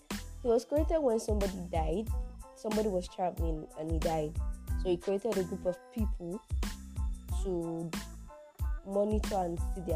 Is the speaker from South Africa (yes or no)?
no; Nigeria; as a Nigerian youth